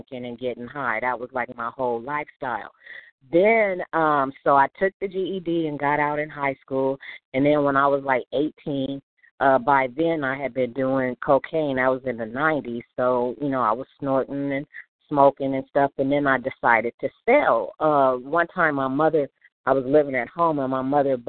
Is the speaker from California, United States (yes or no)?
yes; Los Angeles, California, United States; I was born and raised in South Central Los Angeles